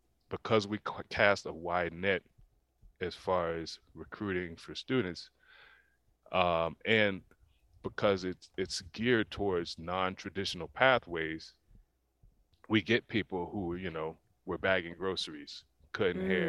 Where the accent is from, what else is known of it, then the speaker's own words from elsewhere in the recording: Pensacola, Florida, United States; I grew up in Pensacola, Florida